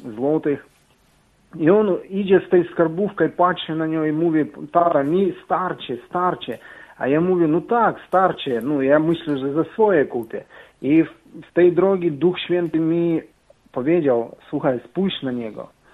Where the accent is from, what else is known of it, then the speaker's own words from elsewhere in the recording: Ukraine; Polish is a second language; now in Poland; jestem z Ukrainy. Mam trochę akcent